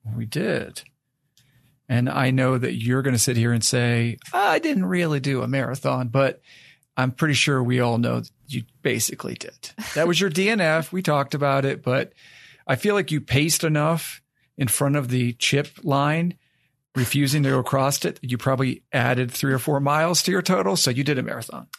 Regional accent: Maine, United States; moved away as an adult; also born or lived in West Virginia; I grew up in Maine and I went to college down in West Virginia.

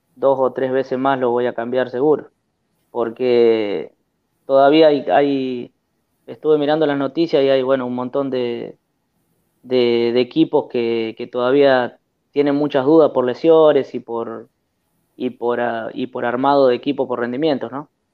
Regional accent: El Trébol, Santa Fe, Argentina; de acá del Trébol, de mi, de mi pueblo, de mi ciudad

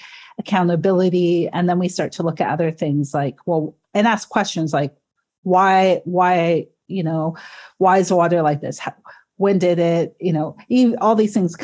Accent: Georgian Bay, Great Lakes region, Ontario, Canada; now in Toronto, Canada; being from the Great Lakes region, from Georgian Bay

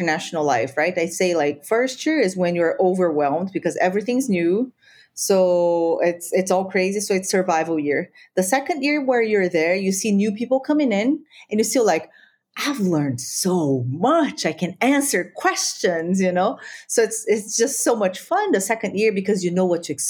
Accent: Brazil; first language Spanish; English is a second language; moved away as an adult; also born or lived in Peru; now in Abuja, Nigeria; I grew up in Brazil

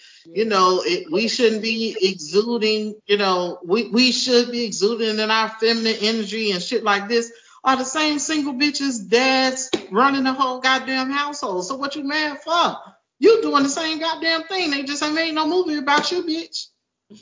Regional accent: Miami, Florida, United States; I'm from Miami

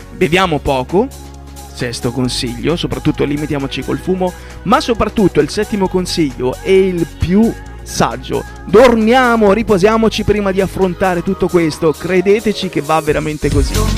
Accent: Southern Italy, Italy; da buon terrone quale io sono

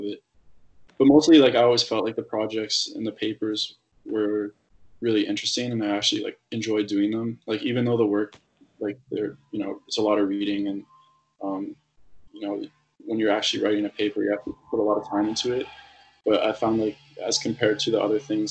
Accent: Ontario, Canada; I'm from Ontario

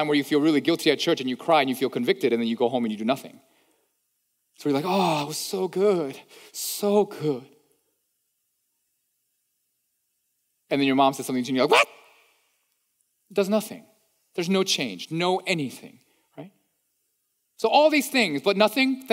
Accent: East Coast, United States; moved away; I'm from the East Coast. I talk fast.

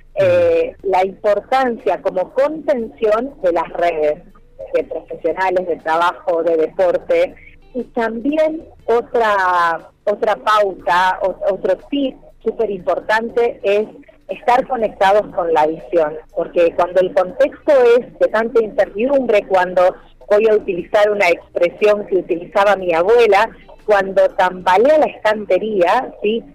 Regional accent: Argentina; como argentinos

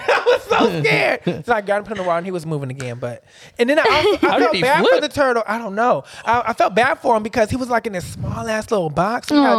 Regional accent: Fresno, California, United States; I'm from Fresno.

